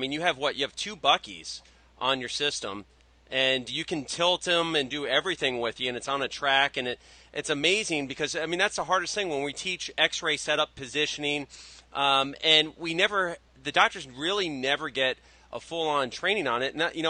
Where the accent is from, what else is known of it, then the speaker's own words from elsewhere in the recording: Florida, United States; now in New Jersey, United States; growing up in Florida, we don't get much snow. But we're getting our share up here in New Jersey.